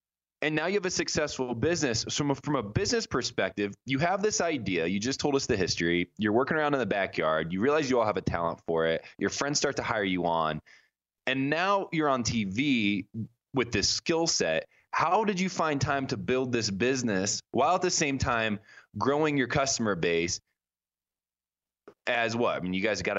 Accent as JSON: {"language": "English", "region": "Indiana", "country": "United States", "tie": "born or raised there", "said": "I grew up in Indiana"}